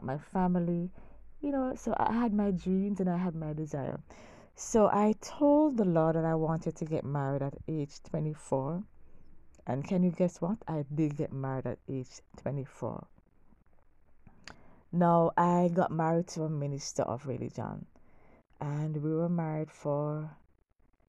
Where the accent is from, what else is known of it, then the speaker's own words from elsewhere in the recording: Kingston, Jamaica; growing up in Kingston, Jamaica